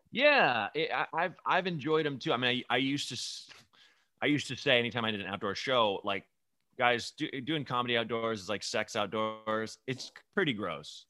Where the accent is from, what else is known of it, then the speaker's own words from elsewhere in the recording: northern suburbs of Chicago, Illinois, United States; born in, like, the northern suburbs like me